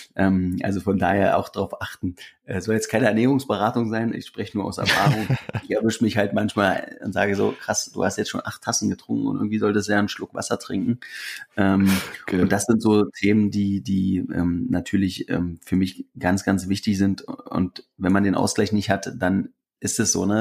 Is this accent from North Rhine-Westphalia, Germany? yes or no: no; Briesen, Brandenburg, Germany; now in Berlin, Germany; wenn ich da mal in meinem Heimatdorf bin